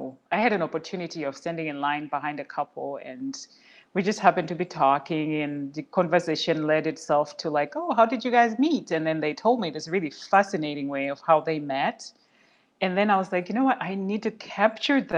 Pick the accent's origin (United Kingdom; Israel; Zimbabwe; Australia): Zimbabwe; moved away as an adult; also born or lived in Oklahoma City, United States / Portland, United States; now in United States; I'm originally from Zimbabwe, and I moved to the U.S., first in Oklahoma City, and then I moved to Portland.